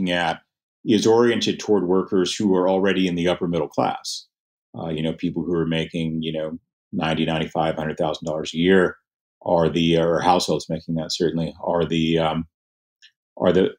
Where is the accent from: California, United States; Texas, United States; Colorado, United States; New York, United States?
Texas, United States; Lubbock; Lubbock, my hometown